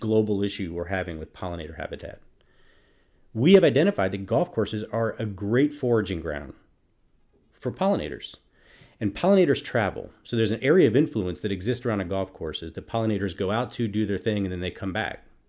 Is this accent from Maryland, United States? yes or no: no; Minnesota, United States; I'm from Minnesota